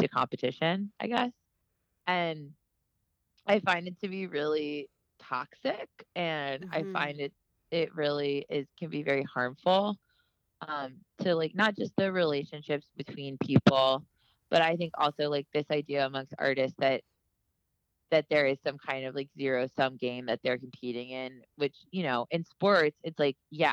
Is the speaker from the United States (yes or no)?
yes; Miami, Florida, United States; I love Miami and I love my hometown a lot